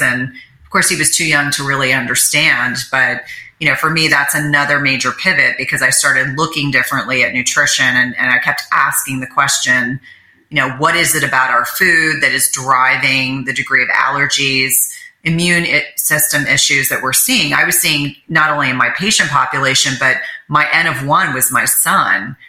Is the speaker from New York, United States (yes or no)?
no; New Jersey, United States; I grew up in New Jersey